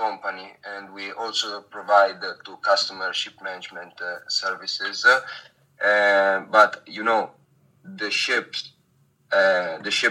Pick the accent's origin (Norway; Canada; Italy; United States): Italy; Genoa, Liguria; moved away as an adult; now in Monaco; I am Italian. I come from Genoa, a city quite famous for its port.